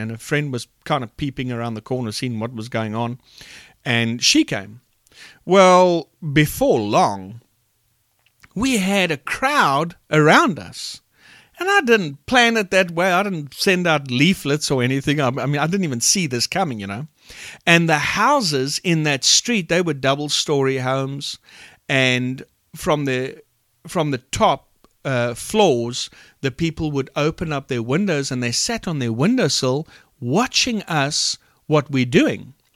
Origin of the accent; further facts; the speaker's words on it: Port Elizabeth, Eastern Cape, South Africa; I'm from Port Elizabeth, South Africa